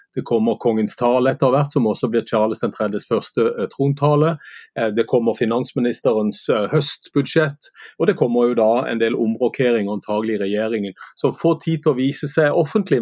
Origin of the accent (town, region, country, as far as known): Sørlandet, Southern Norway, Norway